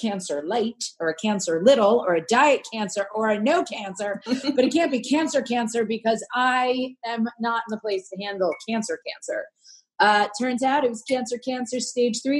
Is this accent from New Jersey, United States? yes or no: yes; Princeton, New Jersey, United States; I grew up in Princeton, New Jersey